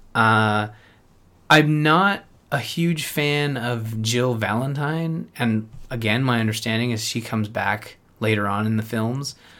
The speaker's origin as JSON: {"language": "English", "country": "Canada", "said": "being Canadian"}